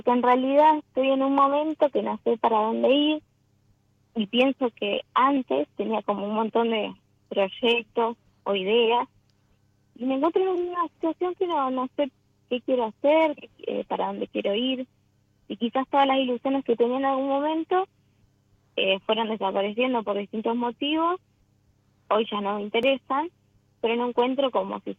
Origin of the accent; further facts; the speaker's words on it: San Nicolás, Buenos Aires Province, Argentina; now in Rincón de los Sauces, Argentina; Yo soy de San Nicolás, pero ahora estoy en de, Buenos Aires, pero ahora estoy en Rincón de los Sauces, Neuquén.